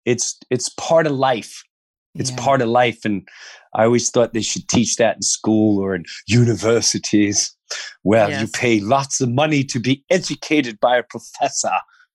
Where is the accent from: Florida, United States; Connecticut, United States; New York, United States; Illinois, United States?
New York, United States; I remember growing up in Long Island and it was all about, it was still a village mentality.